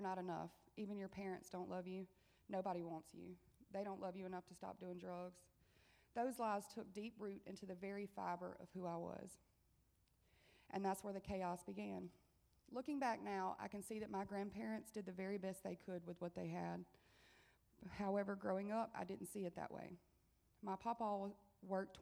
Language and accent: English; Monticello, Mississippi, United States; I'm 30 years old, and I'm from Monticello, Mississippi.